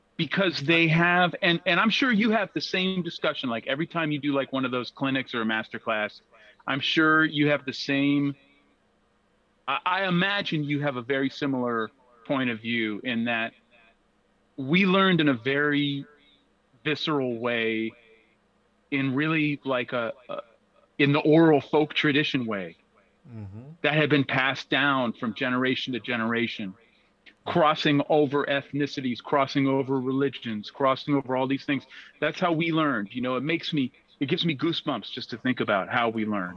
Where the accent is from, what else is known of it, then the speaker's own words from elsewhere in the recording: Berkeley, California, United States; growing up in Berkeley